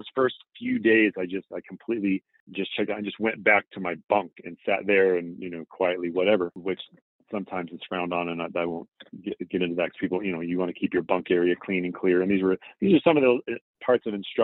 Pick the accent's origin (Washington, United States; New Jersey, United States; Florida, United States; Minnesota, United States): Washington, United States; Seattle area; I grew up in the Seattle area